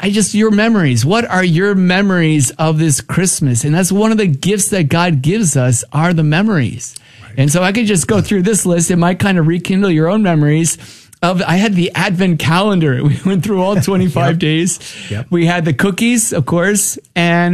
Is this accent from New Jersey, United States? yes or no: yes; New Jersey, United States; I was born and raised in New Jersey